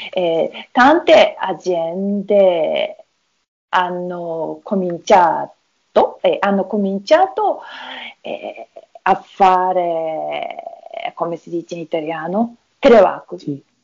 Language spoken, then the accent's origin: Italian; Tokyo, Japan; Italian is a second language; now in Hitachi, Japan; Sono, sono nata a Tokyo ma adesso abito a Hitachi